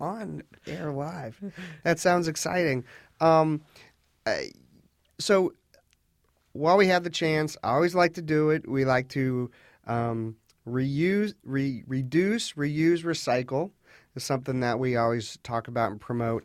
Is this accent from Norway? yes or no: no; Fairfax County, Virginia, United States; I grew up here in Fairfax County